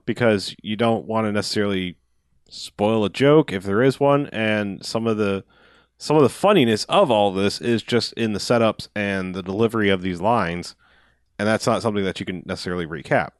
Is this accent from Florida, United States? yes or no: yes; Florida, United States; I'm from Florida